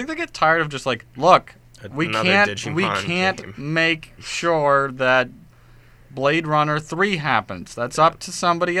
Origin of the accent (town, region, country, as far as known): United States